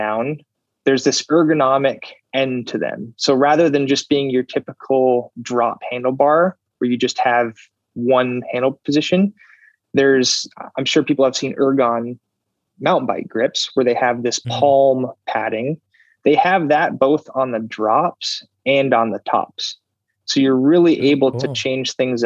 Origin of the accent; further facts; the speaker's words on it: Phoenix, Arizona, United States; I am from Phoenix.